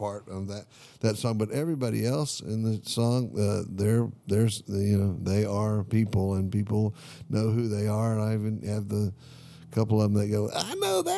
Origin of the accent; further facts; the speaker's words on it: Houston, Texas, United States; growing up in Houston, Texas